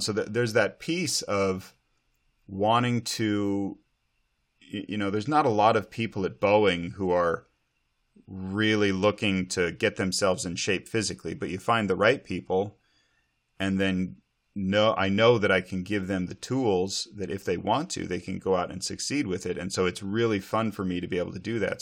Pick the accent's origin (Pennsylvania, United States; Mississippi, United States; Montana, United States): Montana, United States; now in Snohomish County, Washington, United States; as a kid growing up in Montana